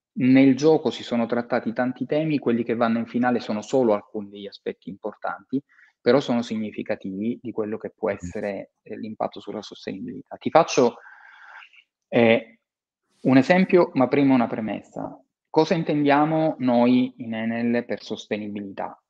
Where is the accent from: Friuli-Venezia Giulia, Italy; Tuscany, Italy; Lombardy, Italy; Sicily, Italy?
Sicily, Italy; Palermo; io sono palermitano e ho, mi sono laureato nel 93, quindi un anno dopo le stragi, Mm. Eh, mm. Ho vissuto quel periodo a Palermo